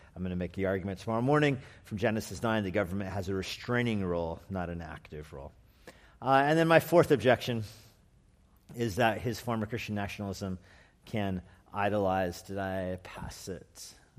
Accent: Albuquerque, New Mexico, United States; moved away; also born or lived in California; I'm from Albuquerque, New Mexico

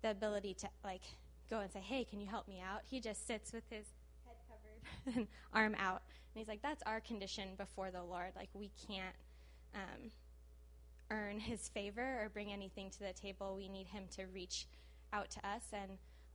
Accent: Los Angeles, California, United States; I did not grow up in Brazil. I grew up in the San Fernando Valley

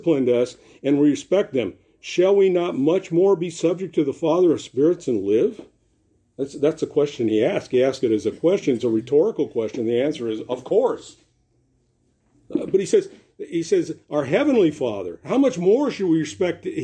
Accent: Los Angeles, California, United States; I grew up in Venice Beach, incidentally. Kathy and I are graduates of Venice High School

